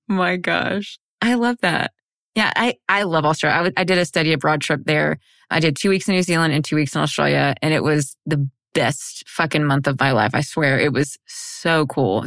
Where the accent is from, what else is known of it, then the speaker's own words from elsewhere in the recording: United States; I'm white and from America